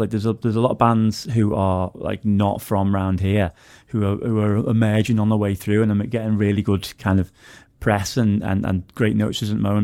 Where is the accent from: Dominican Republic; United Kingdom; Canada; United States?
United Kingdom; Wallasey, North West England; I'm from Wallace. All the gigs I used to go to when I was a kid were over in Liverpool